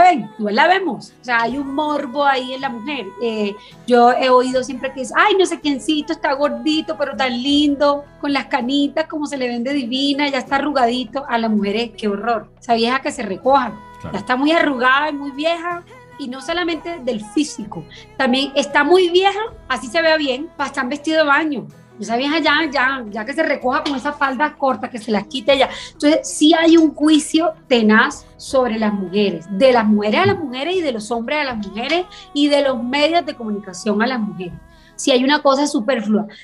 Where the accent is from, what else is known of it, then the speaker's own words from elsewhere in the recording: Caribbean Region, Colombia; yo me crié, bueno, en el Caribe para nosotros la comida es todo alrededor de la comida eh, y específicamente la zona de donde yo soy